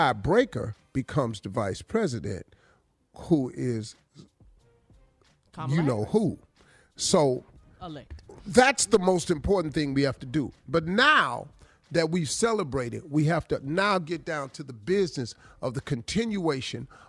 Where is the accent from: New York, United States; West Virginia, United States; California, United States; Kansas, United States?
West Virginia, United States; Welch; I'm from Welch, West Virginia.